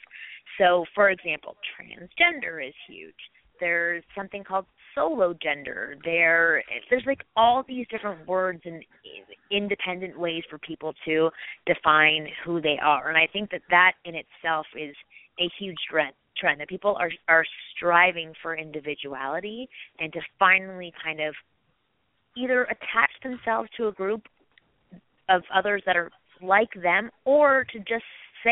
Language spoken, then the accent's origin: English; Toronto, Ontario, Canada; now in Los Angeles, United States; I'm from Toronto originally, and I moved here 11 years ago.